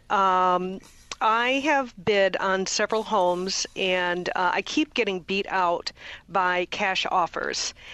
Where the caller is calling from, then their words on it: California, United States; I'm actually calling from California, so I am a little bit more in the morning.